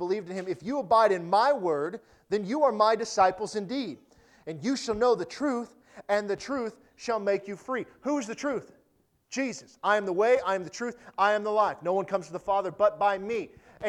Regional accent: United States; we're American

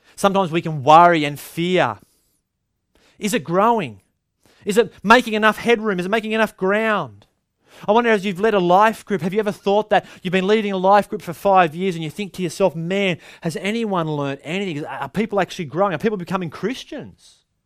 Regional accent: Australia; Culturally, Aussies

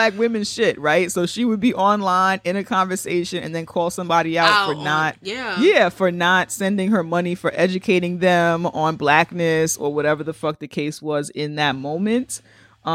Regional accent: New York City, New York, United States; As a Black girl from the Bronx

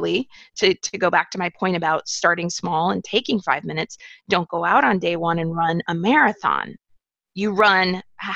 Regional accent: United States; growing up in the United States and experiencing extreme poverty

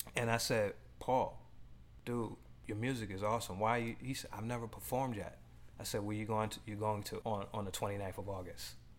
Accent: New York, United States; also born or lived in Los Angeles; now in Boston, United States; I grew up in New York, lived in LA, and when I before I came back to the East Coast, you know, I was living in LA, and you know, here I'm here in Boston

